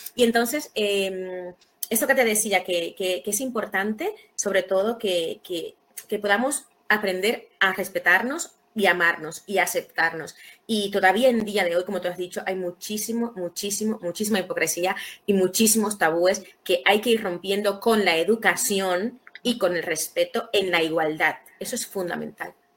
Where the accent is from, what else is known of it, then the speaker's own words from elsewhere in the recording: Santo Domingo, Distrito Nacional, Dominican Republic; now in Spain; nací en República Dominicana, en Santo Domingo Ciudad